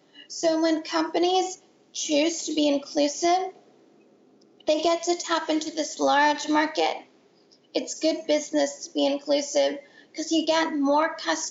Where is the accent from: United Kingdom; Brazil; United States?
United States; San Francisco Bay Area, California; also born or lived in Boston; I grew up in the San Francisco Bay Area